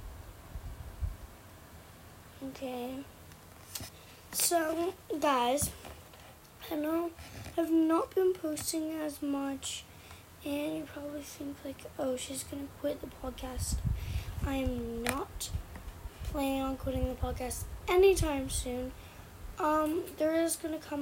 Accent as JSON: {"language": "English", "country": "Canada", "said": "I'm Canadian. I live in Canada."}